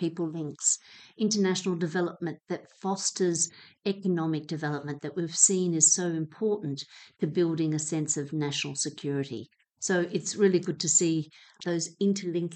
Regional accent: Hobart, Tasmania, Australia; moved away; I grew up in Hobart

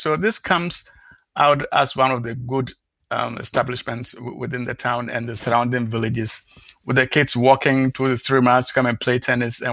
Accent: Ghana; moved away; originally I come from Ghana, so I visit the place back almost like twice a year

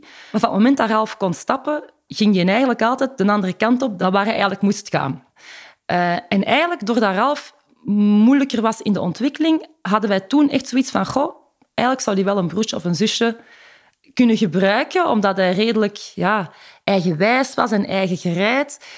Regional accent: Rijkevorsel, Flanders, Belgium; moved away as an adult; also born or lived in Antwerp / Ghent; ik ben eh, geboren in de Hoge Noorderkempen, in Rijkenvorsel.

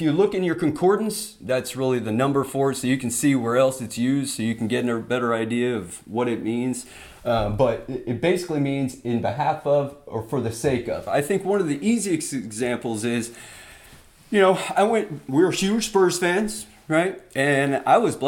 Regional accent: United States; we're Americans

